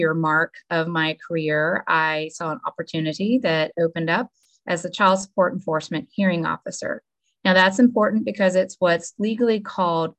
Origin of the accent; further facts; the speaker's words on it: Suwannee County, Florida, United States; So I was born and raised in Suwannee County, actually at the old Suwannee County Hospital. I grew up here my whole life.